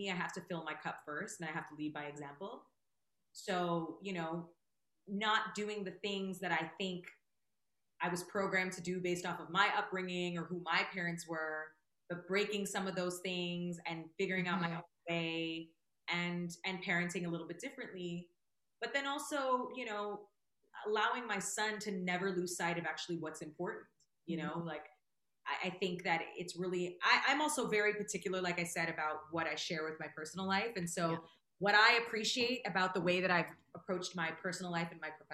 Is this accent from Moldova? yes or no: no; Toronto, Ontario, Canada; now in Los Angeles, United States; Toronto's always home. It's still home. I'm still a Canadian citizen.